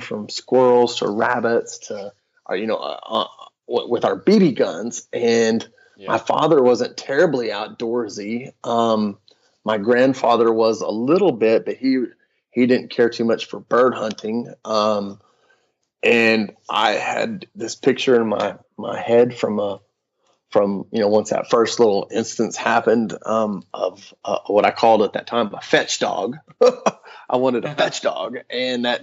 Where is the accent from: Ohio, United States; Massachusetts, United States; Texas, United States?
Texas, United States; West; I was a fifth generation Texan. I was born in West Texas.